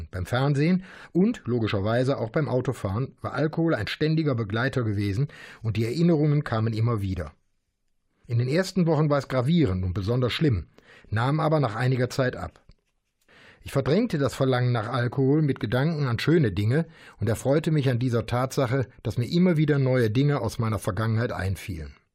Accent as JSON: {"language": "German", "town": "Bergheim", "region": "North Rhine-Westphalia", "country": "Germany", "tie": "born or raised there", "said": "Das jüngste Beispiel erlebte ich in meiner Heimatstadt Bergheim in einem neuen Restaurant"}